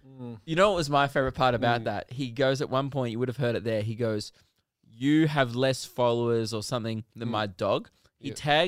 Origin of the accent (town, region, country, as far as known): Australia